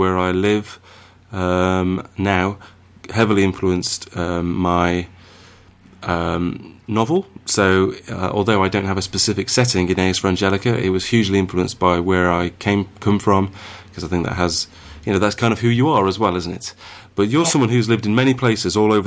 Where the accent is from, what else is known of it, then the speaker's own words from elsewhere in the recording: United Kingdom; We're both British.